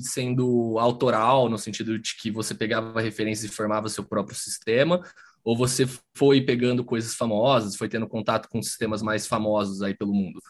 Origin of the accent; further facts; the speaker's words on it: interior of São Paulo, Brazil; moved away; Eu tenho um grupo na minha cidade natal, que é no interior de São Paulo